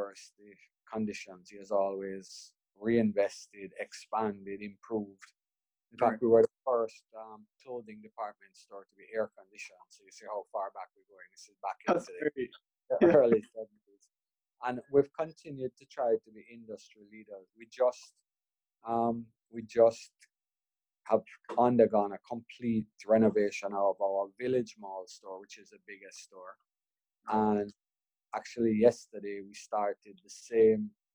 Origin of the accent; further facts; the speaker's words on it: Jamaica; also born or lived in Oklahoma, United States; I'm a Jamaican-born businessman. I went to Wilmers High School, Oklahoma State University.